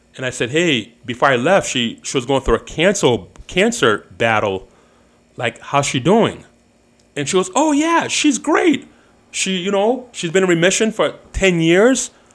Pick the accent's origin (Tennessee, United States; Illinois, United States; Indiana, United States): Illinois, United States; Chicago